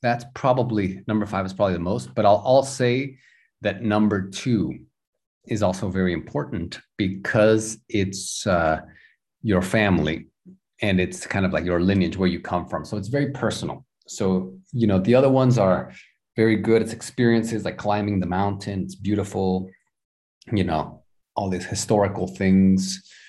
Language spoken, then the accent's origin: English; Houston, Texas, United States; born there; I always had it. I was born in Houston. Every time I went to Houston, you know, I felt there was something there.